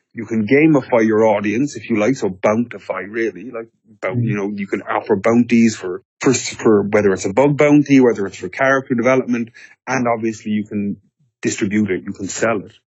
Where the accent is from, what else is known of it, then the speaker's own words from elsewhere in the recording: Ireland; I'm Irish.